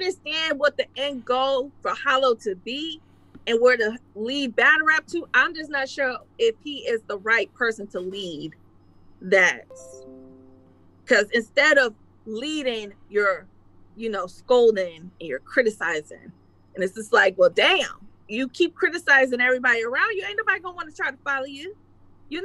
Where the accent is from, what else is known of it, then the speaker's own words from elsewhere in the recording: Detroit, Michigan, United States; I'm from Detroit